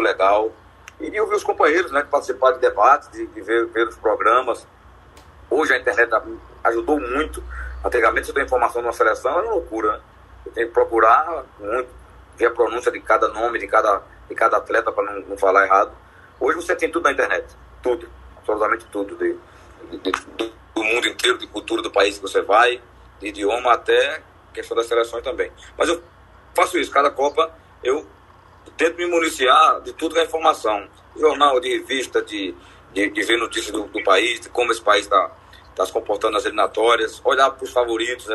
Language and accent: Portuguese; Limoeiro, Pernambuco, Brazil; accent: pernambucano; eu de limoeiro